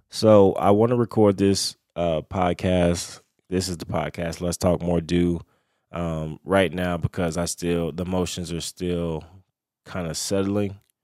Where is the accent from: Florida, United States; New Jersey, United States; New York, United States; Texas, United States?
Florida, United States; Lakeland; where I'm from, I'm from Lakeland, Florida